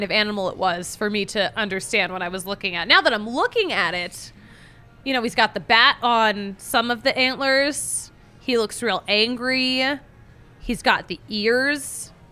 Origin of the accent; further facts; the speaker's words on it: Philadelphia, Pennsylvania, United States; accent: Philly; My Philly accent. I worked so hard to get rid of it as a teenager, but if I spend too much time in Philly, especially at a bar with a bunch of Philly Johns, my accent comes back.